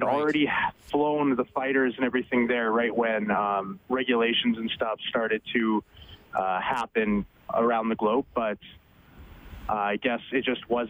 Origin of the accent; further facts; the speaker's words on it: Bonnyville, Alberta, Canada; now in St. Albert, Canada; I grew up in Bonnyville